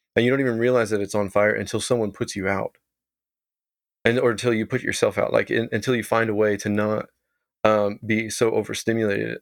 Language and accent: English; Texas, United States; moved away as an adult; now in Vancouver, Canada; I grew up in Texas